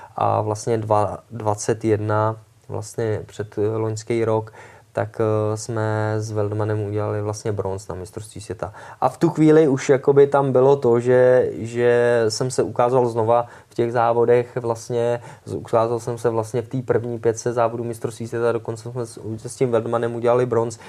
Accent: Czechia; jako ty Češi

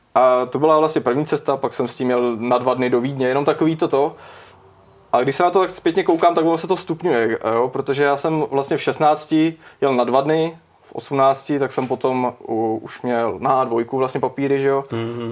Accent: Čáslav, Central Bohemian Region, Czechia; jsem z Čáslavy a studoval jsem střední v Kutný hoře

